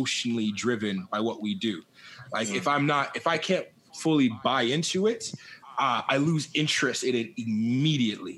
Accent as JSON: {"language": "English", "country": "Jamaica", "said": "I'm Jamaican"}